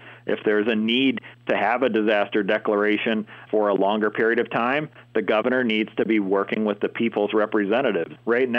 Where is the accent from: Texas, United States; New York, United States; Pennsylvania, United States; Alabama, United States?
Pennsylvania, United States; Turtle Point; my hometown of Turtle Point